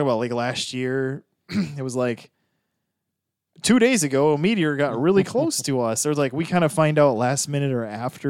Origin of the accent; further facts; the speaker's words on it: Texas, United States; I'm from Texas, always have been, born here.